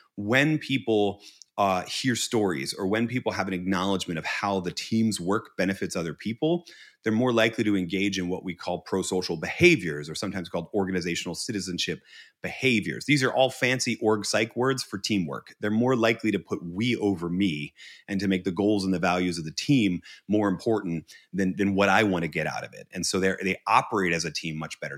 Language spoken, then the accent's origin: English; Northeast of the United States, United States; I come from the Northeast of the United States.